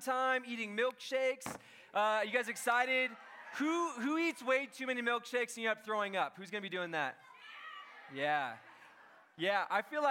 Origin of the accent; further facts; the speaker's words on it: Encinitas, California, United States; I am from Encinitas